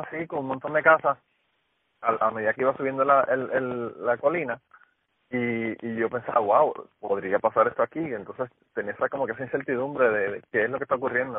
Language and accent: Spanish; Utuado, Puerto Rico; Utuado, que es donde yo vivía, yo soy de Utuado